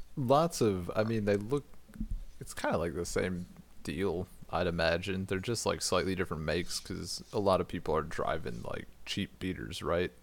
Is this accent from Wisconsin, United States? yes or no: yes; Wisconsin, United States; from Wisconsin